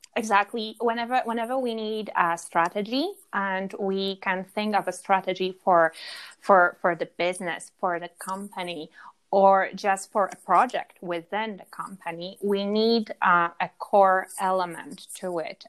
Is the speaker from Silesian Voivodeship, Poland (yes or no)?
no; Warsaw, Masovian Voivodeship, Poland; now in Granada, Spain; I'm from Poland. Originally, I'm from, uh, I'm, I'm Warsaw girl.